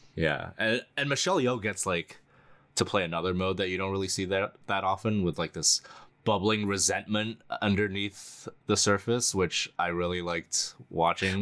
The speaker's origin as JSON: {"language": "English", "country": "United States", "tie": "born or raised there", "said": "I was born in the United States"}